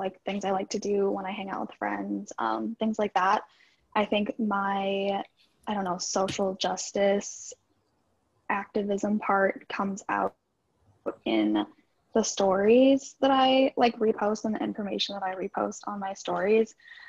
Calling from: Minnesota, United States; I'm from Minnesota.

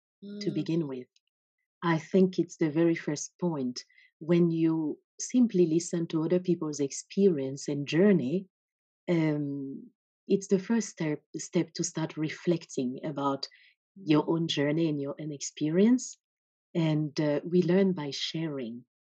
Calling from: Norway; I'm connecting from Norway.

